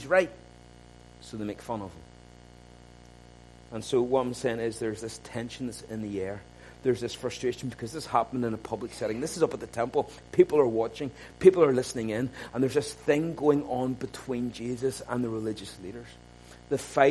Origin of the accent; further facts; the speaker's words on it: Ballymena, Northern Ireland, United Kingdom; I grew up in Ballymena